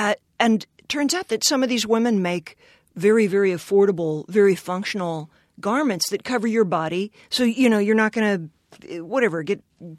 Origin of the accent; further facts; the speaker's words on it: Richmond, Virginia, United States; moved away; also born or lived in rural Utah; I'm from Richmond, Virginia. I was born there.